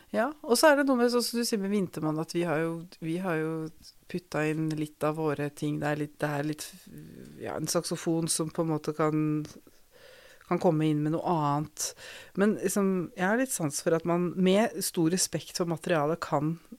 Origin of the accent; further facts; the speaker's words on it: Skien, Telemark, Norway; gikk på søndagsskolen på Tabernakel i Skien